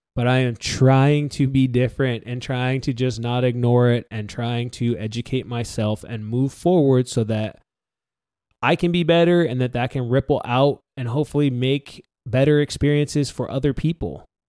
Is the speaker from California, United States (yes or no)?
yes; San Diego, California, United States; I grew up in North County, San Diego middle class family